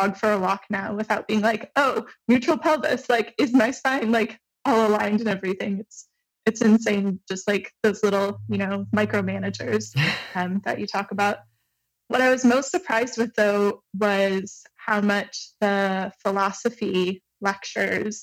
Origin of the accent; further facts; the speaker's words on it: Michigan, United States; now in Montreal, Canada; I'm originally from Michigan, but I'm currently living in Montreal, Canada